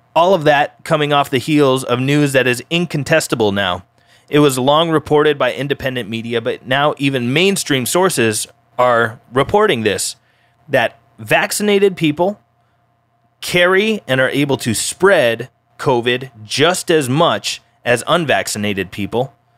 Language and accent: English; Colorado, United States; my home state, Colorado